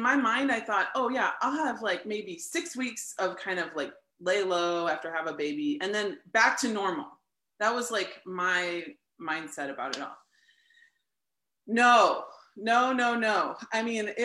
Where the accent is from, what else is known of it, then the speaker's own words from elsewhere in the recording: St. Louis, Missouri, United States; also born or lived in Lawrence, Kansas; I'm from St. Louis, Missouri, and I grew up in a non-religious home, non-Christian home